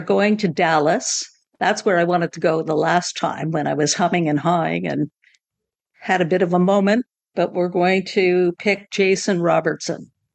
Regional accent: Montreal, Quebec, Canada; now in Toronto, Canada; I grew up in Montreal

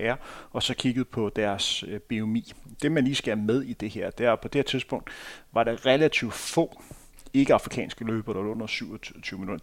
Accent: Denmark; som dansker

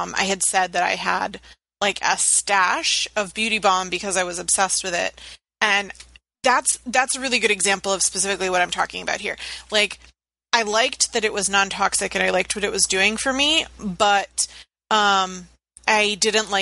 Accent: Virginia Beach, Virginia, United States; I grew up in Virginia Beach where everybody had dreadlocks and didn't bathe or shave

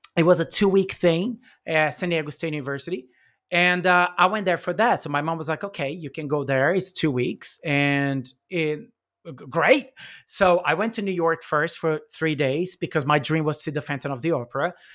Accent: São Paulo, Brazil; English is a second language; moved away; I'm from Brazil, so in São Paulo

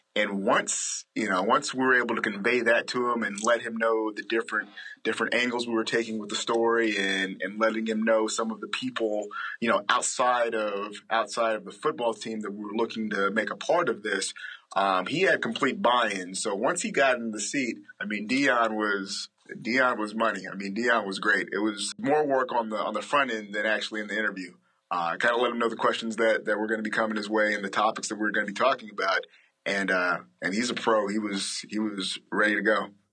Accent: Alabama, United States; growing up in Alabama

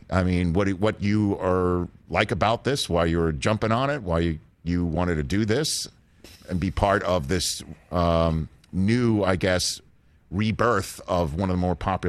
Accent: New York City, New York, United States; moved away as an adult; also born or lived in Redding, California; I'm from New York City and being up there in Redding, California, where we broadcast to every day in the Redding Chico Market

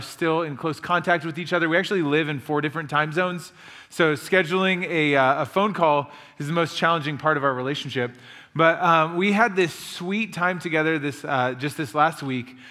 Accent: Illinois, United States; moved away as an adult; now in Rhode Island, United States; Josh and I grew up together in Illinois

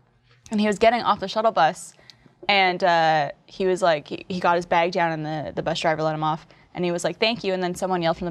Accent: Canada

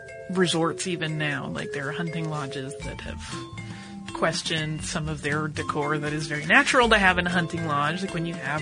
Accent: North Carolina, United States; now in Amsterdam, Netherlands

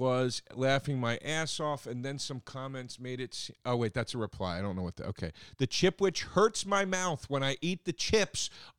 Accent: Scotland, United Kingdom; I'm from Scotland, and I haven't actually tried any of these

